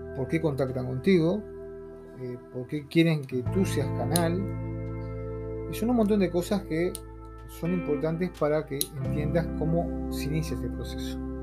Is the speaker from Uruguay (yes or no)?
yes; Uruguay; soy de Uruguay.